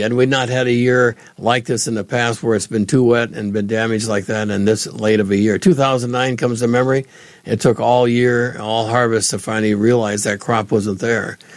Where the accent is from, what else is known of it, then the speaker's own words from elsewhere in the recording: Allendale, North Dakota, United States; now in Illinois, United States; where I grew up in Allendale